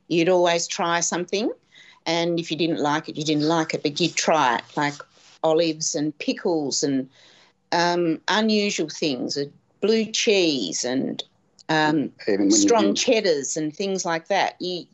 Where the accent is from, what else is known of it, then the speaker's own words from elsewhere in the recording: Hobart, Tasmania, Australia; moved away as an adult; also born or lived in Gold Coast; we had the shack at Dodgers Ferry in Hobart because we grew up in Hobart.